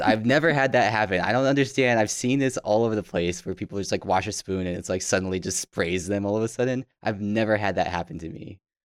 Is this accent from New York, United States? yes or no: no; Tucson, Arizona, United States; growing up in Tucson